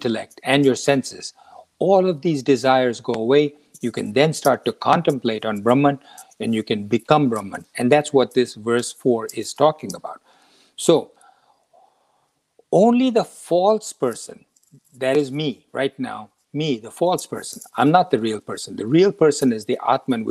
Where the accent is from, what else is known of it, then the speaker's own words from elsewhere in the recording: India; moved away as an adult; now in United States; when I was 20 years old and I was flying out of India to come to the United States